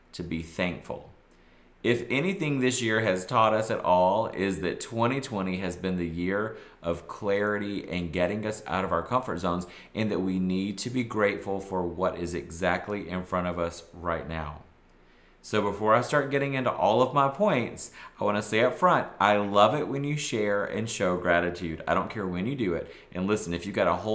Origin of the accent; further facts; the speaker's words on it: the South, United States; I'm from the South.